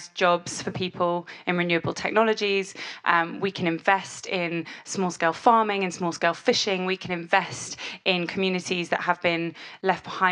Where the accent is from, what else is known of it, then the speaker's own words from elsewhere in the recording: Yorkshire and the Humber, United Kingdom; I'm actually from Yorkshire